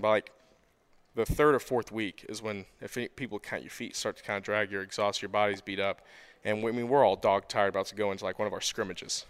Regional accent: Nicholasville, Kentucky, United States; I was born and raised in Nicholasville, Kentucky

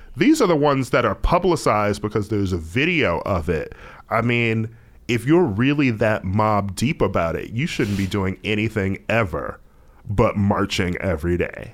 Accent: United States; as an American, specifically as an American of color

